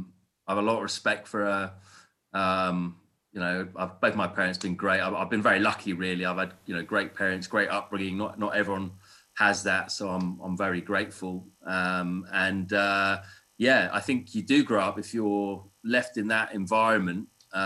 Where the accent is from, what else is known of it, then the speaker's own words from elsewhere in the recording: England, United Kingdom; And I'm culturally very English because I was born and brought up here.